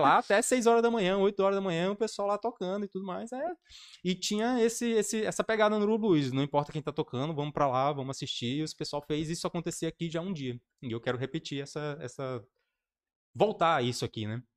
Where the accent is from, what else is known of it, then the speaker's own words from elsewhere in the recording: Porto Velho, Rondônia, Brazil; eu sou de Porto Velho e Rondônia